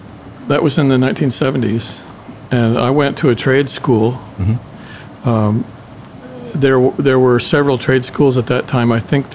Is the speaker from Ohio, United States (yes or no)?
yes; Cincinnati, Ohio, United States; also born or lived in Indiana / Lebanon, Ohio; I was from Cincinnati. I lived in southern Indiana. Okay. I was born in northern Indiana. I lived in, actually, Lebanon, Ohio.